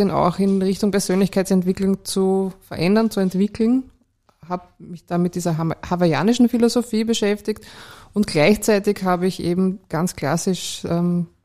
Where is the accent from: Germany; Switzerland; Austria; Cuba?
Austria; Vienna; born or raised there